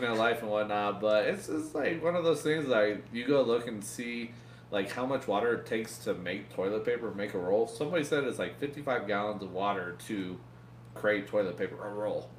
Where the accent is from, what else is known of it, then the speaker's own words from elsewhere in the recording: United States; being an American